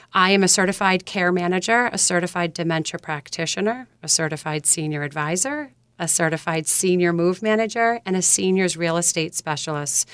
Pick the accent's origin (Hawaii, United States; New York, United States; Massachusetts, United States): Massachusetts, United States; South Shore of; When I grew up here on the South Shore of Massachusetts